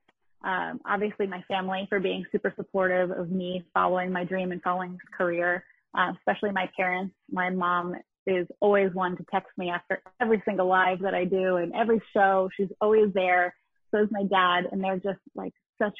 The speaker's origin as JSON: {"language": "English", "region": "New York area", "country": "United States", "moved": "yes", "lives_now": "Connecticut, United States", "said": "I'm actually from the New York area, not the city. And I live in Connecticut now."}